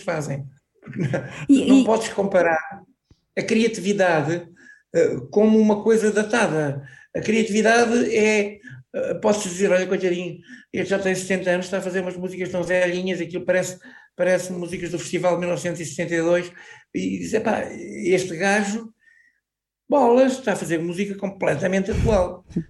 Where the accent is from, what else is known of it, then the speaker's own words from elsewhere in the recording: Chamusca, Santarém District, Portugal; now in Anadia, Portugal; na minha terra natal, na Chamusca